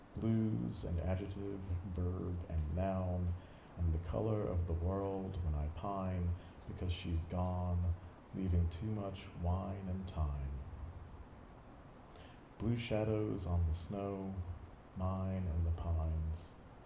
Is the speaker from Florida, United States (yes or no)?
no; Milledgeville, Georgia, United States; moved away as an adult; also born or lived in Houston, Texas / Bemidji, Minnesota; I've moved around a bit. I moved from Georgia, where I was born and raised, to Houston, Texas, where I got an MFA, up to northern Minnesota, a little town called Bemidji.